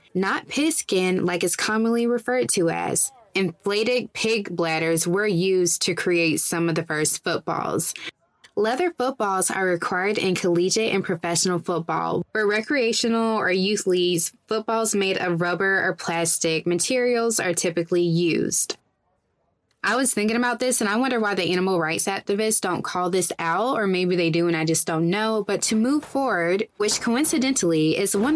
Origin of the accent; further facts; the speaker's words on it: South Carolina, United States; moved away as an adult; also born or lived in Dallas; my home state of South Carolina